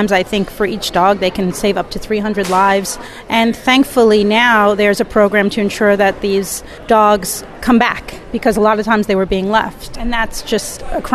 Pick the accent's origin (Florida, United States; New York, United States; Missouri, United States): New York, United States; Long Island; I grew up in Long Island